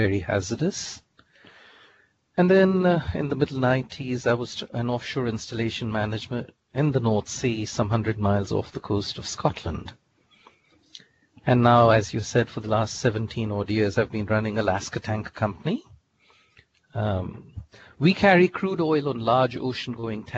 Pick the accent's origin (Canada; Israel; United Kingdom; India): India; moved away as an adult; also born or lived in Tulsa, Oklahoma / Texas / Louisiana / San Francisco; now in United States; I was born and raised in India, did my bachelor's in chemical engineering there